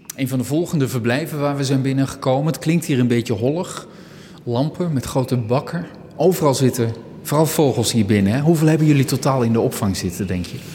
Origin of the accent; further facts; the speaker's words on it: Neede, Gelderland, Netherlands; ik kom oorspronkelijk uit Neden, klein dorpje in de Achterhoek.